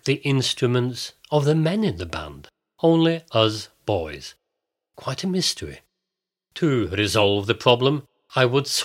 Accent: Bolton, North West England, United Kingdom; also born or lived in Glasgow, Scotland; now in Norway; much of my childhood was spent in the north of England, in the old cotton mill town of Bolton

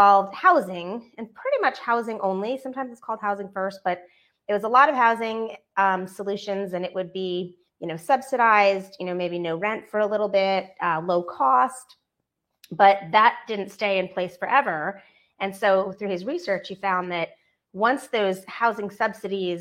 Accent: Northeast, United States; now in Atlanta, United States; I'm from the Northeast, and Dunkin' is our best friend. Dunkin' Donuts. There, where I grew up, there was 5 within 1 mile of my house.

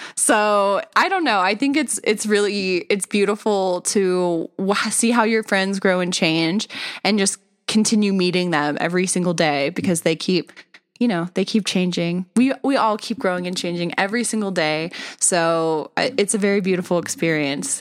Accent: Simi Valley, California, United States; moved away as an adult; we were both born and raised in Simi Valley, but I really stayed there

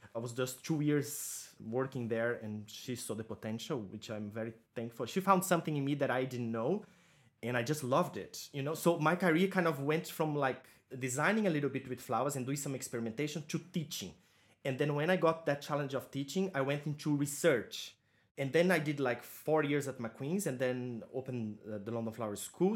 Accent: Santa Catarina countryside, Brazil; born or raised there; moved away; also born or lived in Florianópolis, Brazil

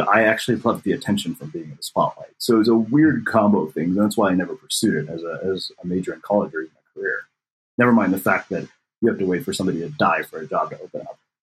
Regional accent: Texas, United States; I grew up in Texas where if you play football and you're a scrawny Indian kid

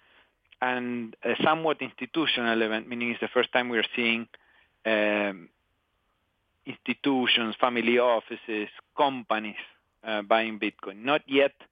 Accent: Patagonia, Argentina; I grew up in Patagonia, in the southern part of Argentina

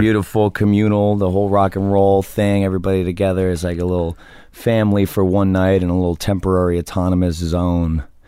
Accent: New Jersey, United States; I'm from New Jersey just like he is

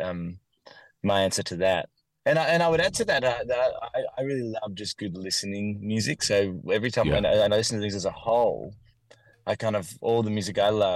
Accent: Warrandyte, Victoria, Australia; I grew up in a town called Warrandyte, which is in Victoria, Australia

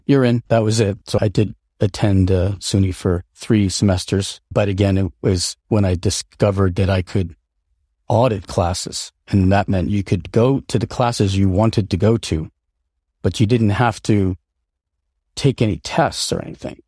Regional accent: upstate New York, United States; also born or lived in Seattle, Washington / Colden Common, Winchester, United Kingdom; I was born in Seattle, Washington, and at a relatively, uh, young age, our family moved to, uh, rural, like upstate New York, and that's where I, uh, my sister and I uh, grew up

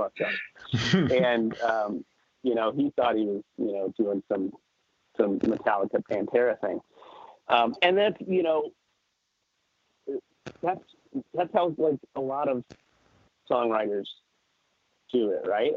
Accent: Kansas City, United States; we're from Kansas City

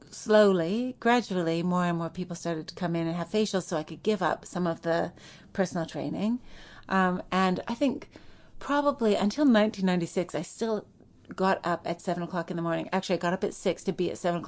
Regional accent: Saskatoon, Saskatchewan, Canada; moved away as an adult; also born or lived in New York; growing up in Saskatoon, Saskatchewan

